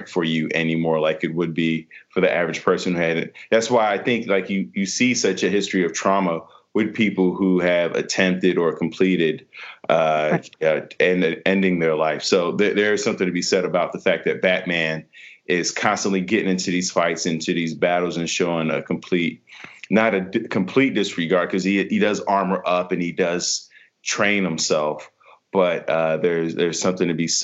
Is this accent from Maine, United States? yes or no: no; Chicago, Illinois, United States; now in Los Angeles, United States; I'm from Chicago